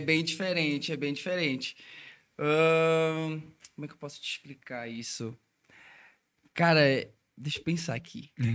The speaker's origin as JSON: {"language": "Portuguese", "town": "Belém", "region": "Pará", "country": "Brazil", "said": "eu sou de Belém do Pará"}